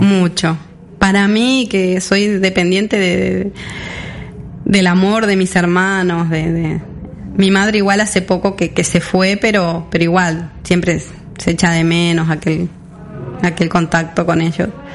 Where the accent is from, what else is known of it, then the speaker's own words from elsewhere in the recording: Sarandí Grande, Florida, Uruguay; now in Mallorca, Spain; Sarandí Grande, que es donde yo nací